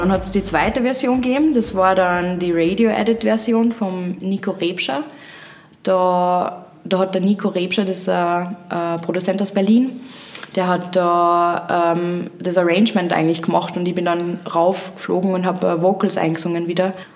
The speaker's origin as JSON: {"language": "German", "region": "Upper Austria", "country": "Austria"}